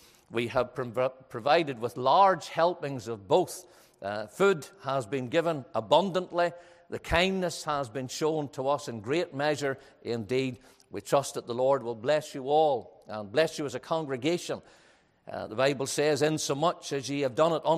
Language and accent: English; Ballymena, Northern Ireland, United Kingdom; I'm from Ballymena, which is known as a town that where people love money